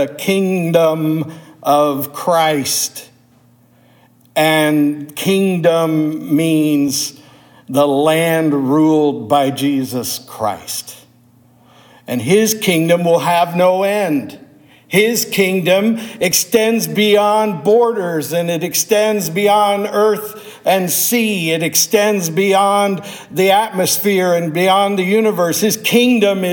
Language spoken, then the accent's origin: English; United States; I was born here in America